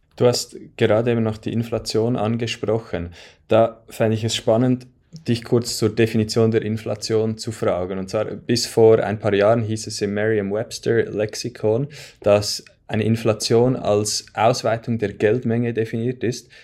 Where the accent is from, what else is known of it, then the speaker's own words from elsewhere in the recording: Switzerland; bei uns in der Schweiz